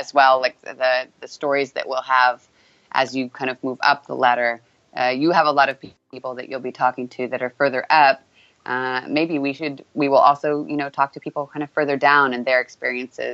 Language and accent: English; California, United States; from California